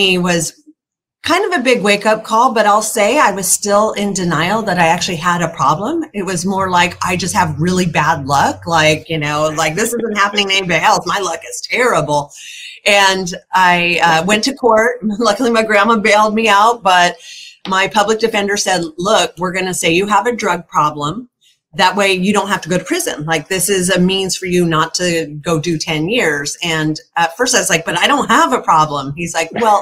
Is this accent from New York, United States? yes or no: no; Reno, Nevada, United States; I grew up in Reno.